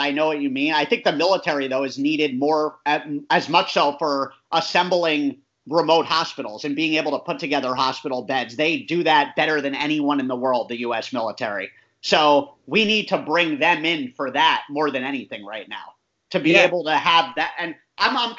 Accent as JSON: {"language": "English", "country": "United States", "said": "being an American citizen and being here"}